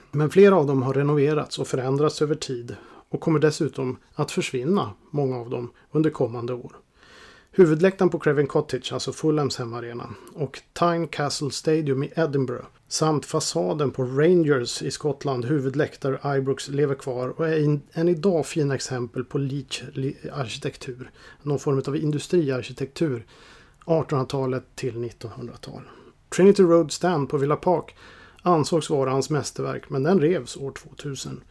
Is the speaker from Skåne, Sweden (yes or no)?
no; Boden, Norrbotten County, Sweden; hemma i Boden